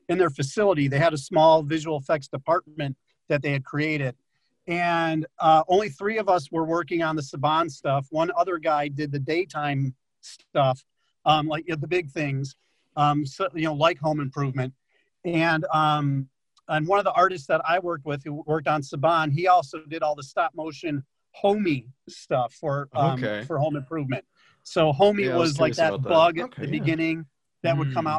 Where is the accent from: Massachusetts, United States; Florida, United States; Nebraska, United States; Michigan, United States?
Michigan, United States; I'm from Michigan.